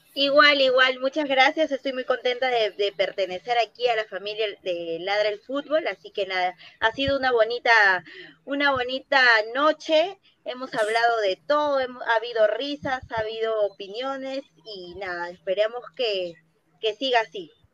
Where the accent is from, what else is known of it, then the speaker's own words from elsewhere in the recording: Lima, Peru; Soy de Lima, soy de Lima, de Villa María del Triunfo